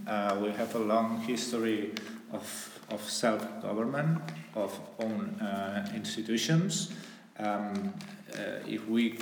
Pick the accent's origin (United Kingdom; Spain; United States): Spain; Catalonia; born or raised there